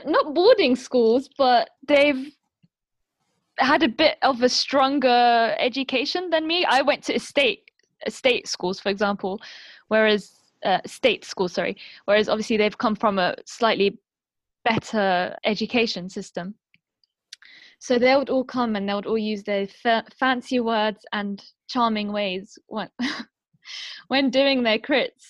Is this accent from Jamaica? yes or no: no; London, United Kingdom; first language Arabic; My parents were born in Syria, and they came, and then I was born in London.